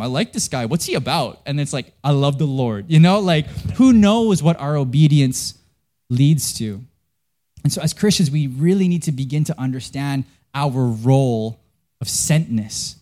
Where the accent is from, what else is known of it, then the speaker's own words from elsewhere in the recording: Vancouver, British Columbia, Canada; I'm from Canada.